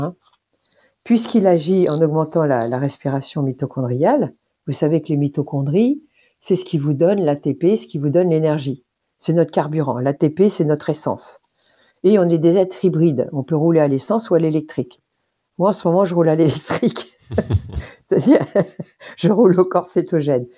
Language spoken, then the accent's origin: French; France; nous en tant que Français